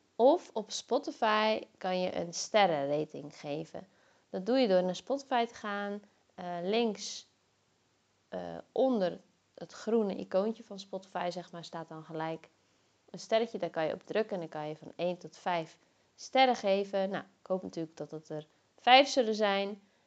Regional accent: Zeeland, Netherlands; moved away as an adult; also born or lived in Zwolle; ik kom zelf uit Zeeland

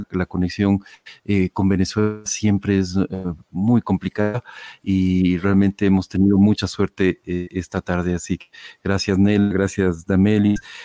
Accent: Ecuador; en, Ecuador, en mi país

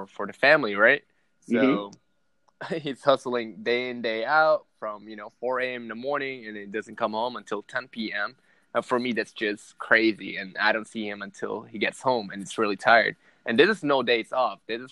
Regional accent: Caloocan, Metro Manila, Philippines; moved away; I was born and raised in the Philippines in Manila, Caloocan City

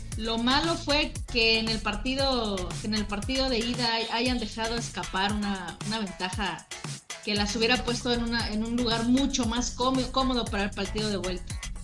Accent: Mexico; soy mexicana

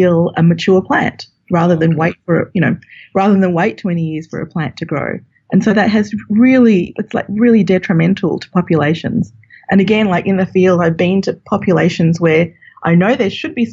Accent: Australia; moved away; as you can tell from my accent, I'm from Australia

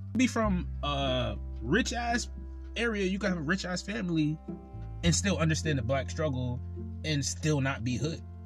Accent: Connecticut, United States; I'm from Connecticut.

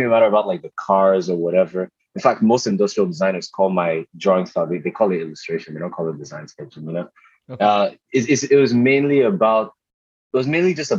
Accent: Port Harcourt, Rivers State, Nigeria; moved away; I grew up in Port Harcourt in Rivers State, Nigeria.

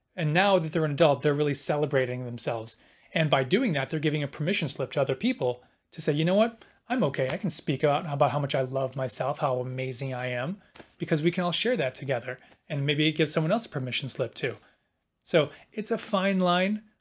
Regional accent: Milwaukee, Wisconsin, United States; moved away; I'm from Milwaukee

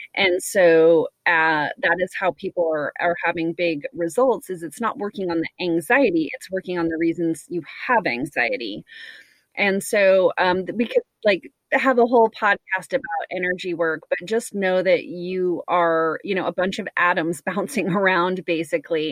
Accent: United States; I'm American, and so I do feel like this society that I live

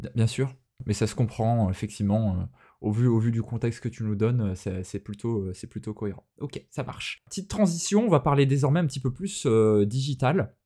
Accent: France; chez nous en France

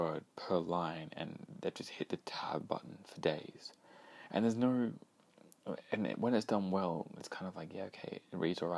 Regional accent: Australia; being Australian

